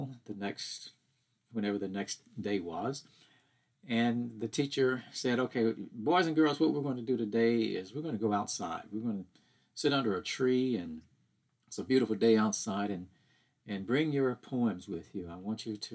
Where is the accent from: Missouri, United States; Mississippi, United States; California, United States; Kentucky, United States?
Mississippi, United States; Hattiesburg; my growing up in Hattiesburg, Mississippi during the civil rights days